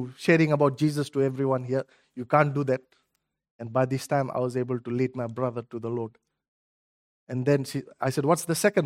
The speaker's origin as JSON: {"language": "English", "country": "Fiji", "moved": "yes", "said": "I'm originally from Fiji"}